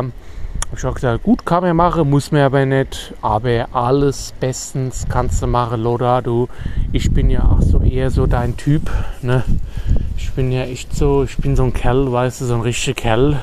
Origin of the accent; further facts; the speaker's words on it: Germany; ich bin Deutscher.